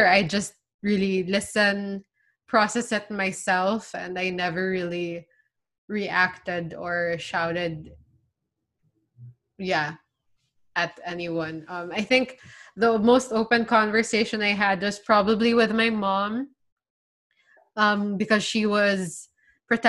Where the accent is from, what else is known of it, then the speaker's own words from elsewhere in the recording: Philippines; I'm from the Philippines